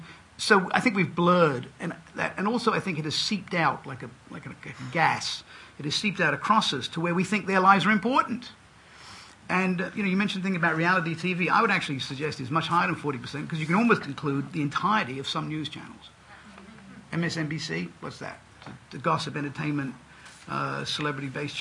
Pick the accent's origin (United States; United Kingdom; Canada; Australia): United Kingdom; England; I grew up in England.